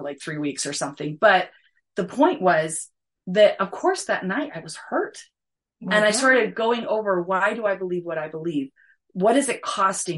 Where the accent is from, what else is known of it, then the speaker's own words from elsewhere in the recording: Provo, Utah, United States; moved away as an adult; also born or lived in New Hampshire / Michigan / Alaska / Arizona; I grew up in Provo